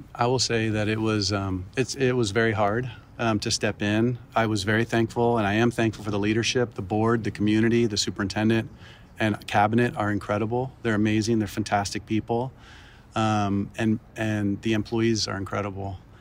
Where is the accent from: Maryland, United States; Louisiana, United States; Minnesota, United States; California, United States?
Maryland, United States; Baltimore; moved away; also born or lived in Miami / Ecuador (family); I grew up in Baltimore